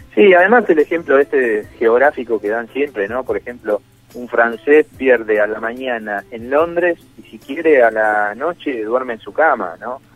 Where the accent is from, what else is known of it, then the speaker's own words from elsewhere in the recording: Zona Sur, Buenos Aires, Argentina; siendo de, acá de Buenos Aires, yo soy de Zona